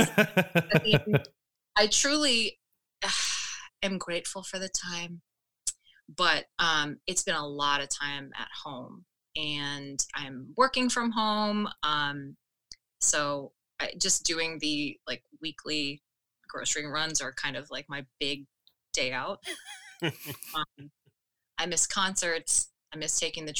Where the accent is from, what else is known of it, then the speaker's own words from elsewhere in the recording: Florida, United States; moved away as an adult; now in Chicago, United States; Born and raised in Florida